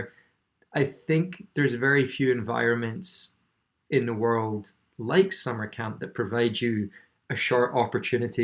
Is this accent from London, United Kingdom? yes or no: no; Scotland, United Kingdom; I grew up in Scotland.